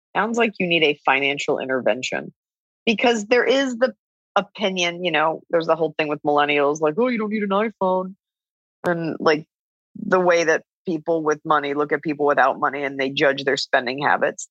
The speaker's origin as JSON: {"language": "English", "region": "Texas", "country": "United States", "said": "We're both from Texas"}